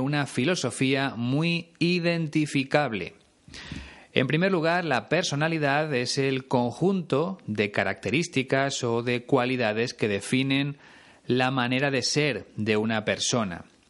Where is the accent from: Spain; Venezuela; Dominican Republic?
Spain